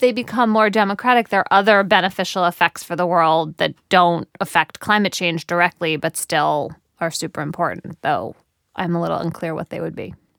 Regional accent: United States; as an American

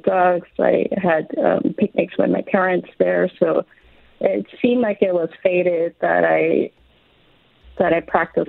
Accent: Los Angeles, California, United States; I grew up in Los Angeles in a neighborhood called Lincoln Heights

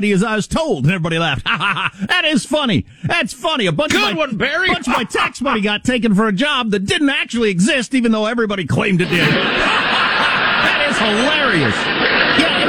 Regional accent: California, United States; as a Californian

